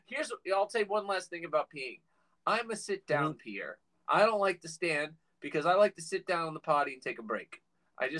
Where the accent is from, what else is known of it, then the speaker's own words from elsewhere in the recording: Virginia, United States; moved away; I grew up in Virginia